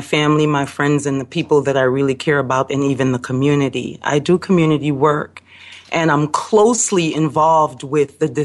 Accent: Belize; now in Chicago, United States; I live in Chicago, but coming from Belize and being born in Belize I come from a different framework.

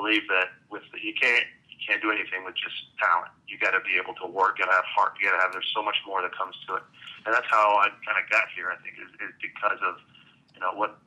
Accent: Canada; moved away as an adult; also born or lived in Berkeley / Dallas; I grew up in Canada, so the main sport there is hockey.

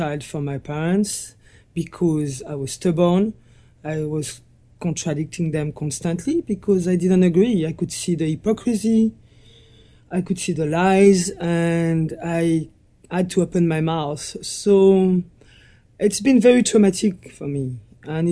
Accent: Morzine, Auvergne-Rhône-Alpes, France; I was born in the Alps, in the French Alps, and I grew up in a little village called Morzin, a ski resort.

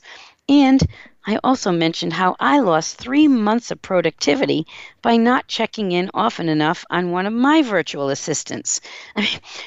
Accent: Seekonk, Massachusetts, United States; I grew up in Massachusetts in a little town called Seekonk, Massachusetts.

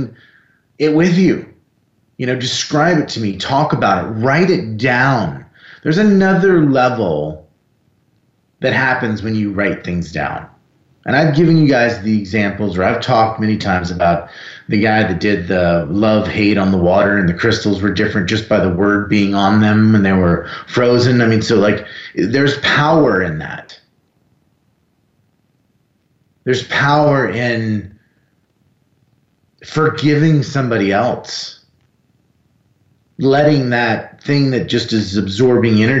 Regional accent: South Florida, United States; I grew up in South Florida

